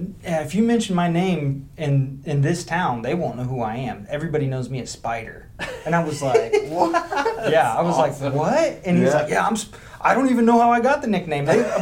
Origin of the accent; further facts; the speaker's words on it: Springfield, Illinois, United States; now in Jacksonville, United States; I'm born and raised in Springfield, live in Jacksonville now.